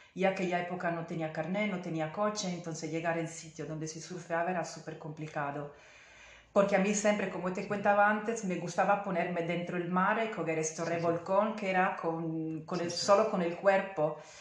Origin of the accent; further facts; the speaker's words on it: Italy; Spanish is a second language; moved away; soy italiana y entonces pido disculpas por mi español